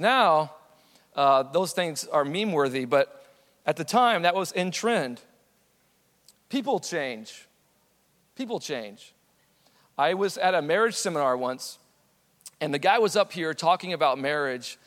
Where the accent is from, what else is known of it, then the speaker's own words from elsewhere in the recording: San Antonio, Texas, United States; I was born in San Antonio.